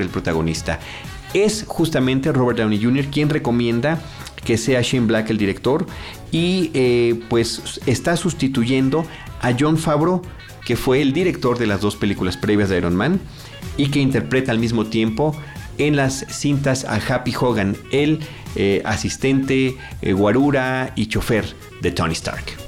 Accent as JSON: {"language": "Spanish", "country": "Mexico"}